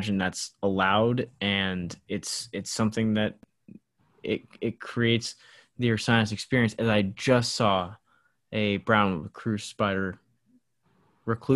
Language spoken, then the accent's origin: English; St. Louis, Missouri, United States; the house that I grew up in St. Louis